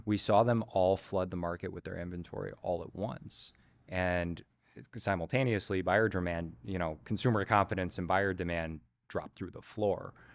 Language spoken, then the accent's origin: English; Chicago, Illinois, United States; born and raised in Chicago, uh, grew up on the north side, Old Town, Lincoln Park, Lakeview